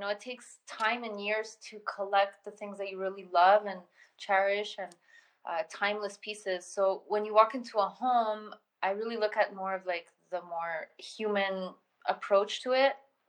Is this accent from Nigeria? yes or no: no; Colombia; born there; I was born in Colombia, so I always had two different cities of influence when it came to design and culture and authenticity and language and everything.